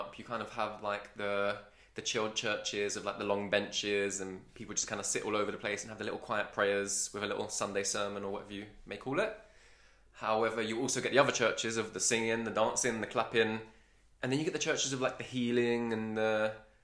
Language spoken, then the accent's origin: English; London, United Kingdom; I'm a Londoner, so we don't really speak properly as it is